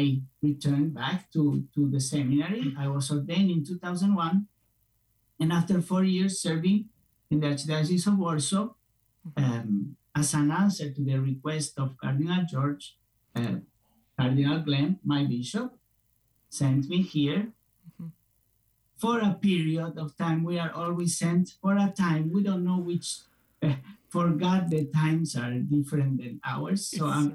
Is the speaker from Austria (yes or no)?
no; Spain; moved away as an adult; I'm originally from Spain.